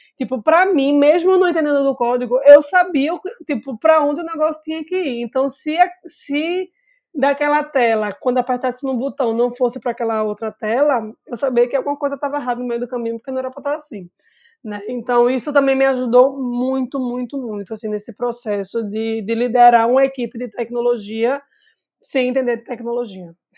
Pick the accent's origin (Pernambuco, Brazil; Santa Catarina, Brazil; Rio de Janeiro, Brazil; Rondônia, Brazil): Pernambuco, Brazil; Recife; como uma boa recifense, bairrista